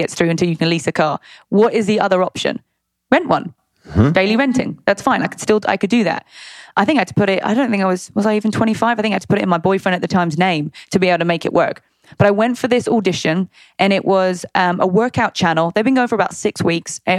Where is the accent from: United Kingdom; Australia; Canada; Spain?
United Kingdom; accent: British; moved away as an adult; also born or lived in Long Beach; now in United States; I'm going to use my British accent